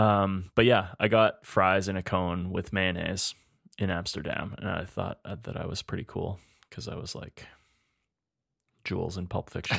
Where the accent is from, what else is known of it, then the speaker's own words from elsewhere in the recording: Spruce Grove, Alberta, Canada; also born or lived in Edmonton, Alberta; when I was growing up in Spruce Grove